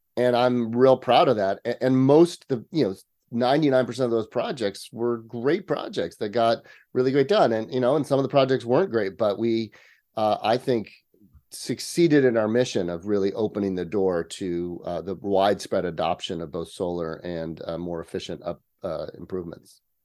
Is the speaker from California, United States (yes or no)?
yes; near Yosemite National Park, Sierra Nevada, California, United States; I am a native Californian. Um, I was actually raised in the country. I grew up just outside of Yosemite National Park, uh, up in the Sierra Nevada.